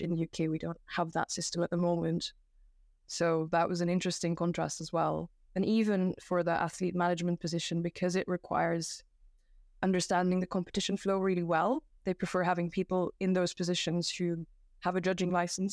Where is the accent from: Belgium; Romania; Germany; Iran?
Belgium; also born or lived in United Kingdom; now in Japan; I'm from Belgium